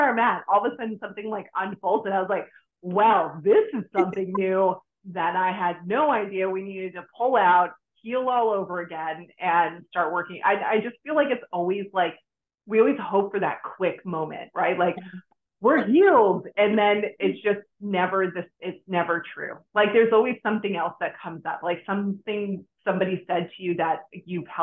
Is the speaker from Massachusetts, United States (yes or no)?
yes; Boston, Massachusetts, United States; now in Florida, United States; I moved to Florida from Boston. I originally am from Boston